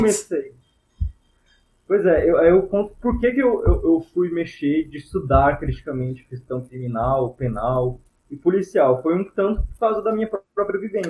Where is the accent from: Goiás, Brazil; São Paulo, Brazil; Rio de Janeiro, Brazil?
Goiás, Brazil; Goiânia; moved away as an adult; now in Brasília, Brazil; a gente é de Goiânia, estou aqui na casa da minha mãe em Goiânia